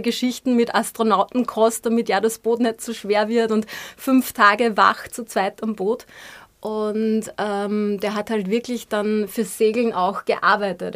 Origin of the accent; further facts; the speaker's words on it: Austria; also born or lived in Vienna / Upper Austria; wie wir in Österreich sagen